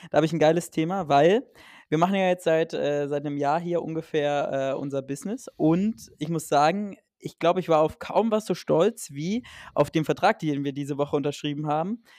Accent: Saxony-Anhalt, Germany; Sachsen-Anhalt, meine Heimat

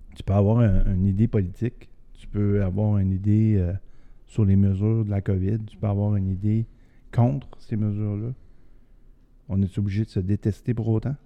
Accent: Quebec City, Quebec, Canada; je viens de Québec, je connais la région de Québec

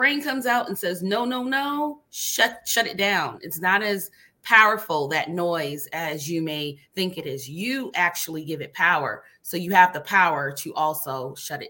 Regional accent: Barbados; now in United States; growing up in a family that's compassionate, you know, like a culture. I'm from Barbados

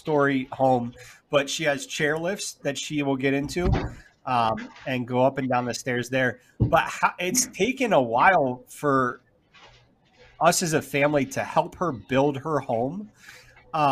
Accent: Philadelphia, Pennsylvania, United States; now in Alabama, United States; I grew up in Philadelphia, and I would come down here and visit my grandparents during the summers

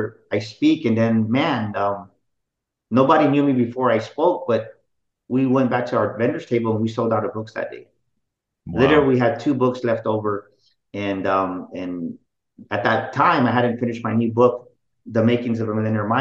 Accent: San Antonio, Texas, United States; especially me being Mexican, right? I'm from San Antonio

